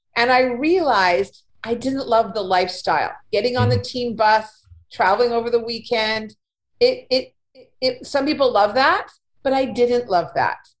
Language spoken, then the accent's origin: English; Winnipeg, Manitoba, Canada; moved away as an adult; also born or lived in Ontario; I was born in Manitoba, in Winnipeg, and I lived here for the first part of my life